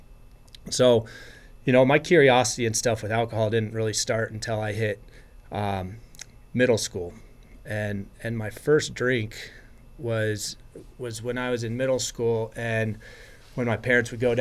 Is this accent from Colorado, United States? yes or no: yes; Colorado Springs, Colorado, United States; I was born and raised in Colorado Springs. Grew up here